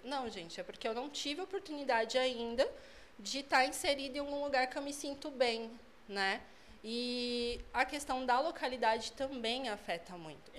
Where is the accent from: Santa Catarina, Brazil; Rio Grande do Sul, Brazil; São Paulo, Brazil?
São Paulo, Brazil; moved away as an adult; now in Sorocaba, Brazil; eu sou de São Paulo. Eu moro em Sorocaba, vai fazer quatro anos